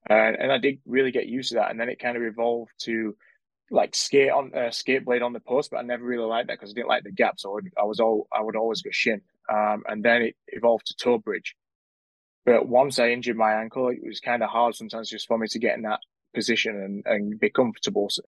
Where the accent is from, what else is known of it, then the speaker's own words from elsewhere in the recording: Sheffield, Yorkshire and the Humber, United Kingdom; when I was growing up in the Sheffield junior system